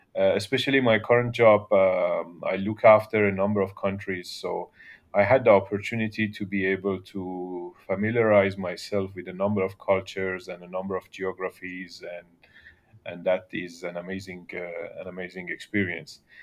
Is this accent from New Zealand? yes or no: no; Iran; moved away as an adult; also born or lived in western Iran / Australia; now in Singapore; I was born in Iran, in a little town, uh, close to the border of, of Iraq, so on the western side of Iran. And, uh, early childhood was in that town. Then, uh, my family moved to the capital city, Tehran, and, uh, and I was, I went to uni there